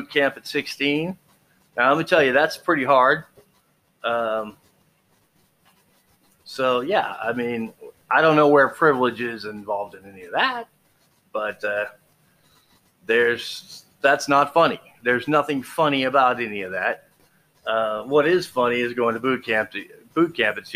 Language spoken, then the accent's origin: English; Texas, United States; I grew up in Texas.